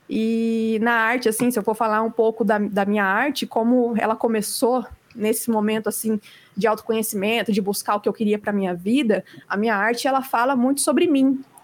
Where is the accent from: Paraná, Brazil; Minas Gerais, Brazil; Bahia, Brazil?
Paraná, Brazil; Campo Mourão; eu nasci e cresci aqui em Campo Mourão